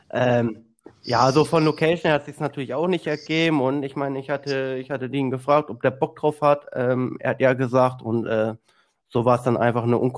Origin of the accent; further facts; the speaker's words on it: Zug, Switzerland; ich komme aus Zug, das ist zwischen Luzern mhm. und Zürich.